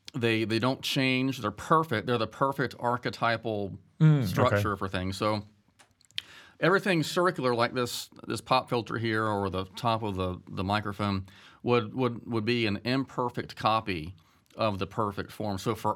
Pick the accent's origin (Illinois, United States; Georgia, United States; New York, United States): Georgia, United States; Statesboro; Well, I am from Statesboro, Georgia, and married for almost 20 years, have three kids.